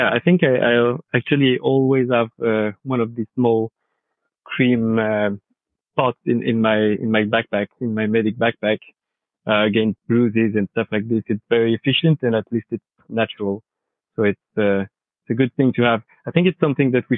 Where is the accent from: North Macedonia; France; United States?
France; accent: French; English is a second language